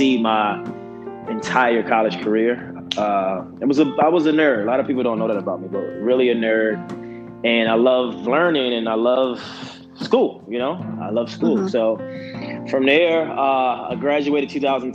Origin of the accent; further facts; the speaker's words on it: Baltimore, Maryland, United States; I'm from Baltimore, but from Baltimore, Maryland. Born and raised.